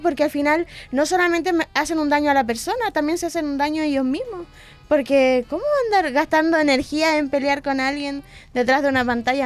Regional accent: Valdivia, Los Ríos, Chile; moved away as an adult; now in Concepción, Chile; soy de Valdivia

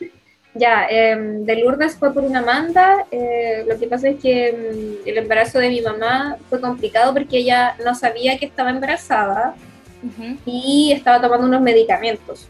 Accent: Concepción, Biobío, Chile; nací en Concepción y mi infancia eh, fue criada en Lorenzo Arenas

